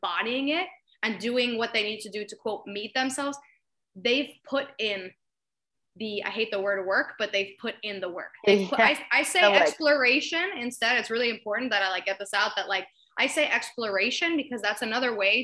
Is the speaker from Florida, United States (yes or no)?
yes; Miami, Florida, United States; I'm from Miami, Florida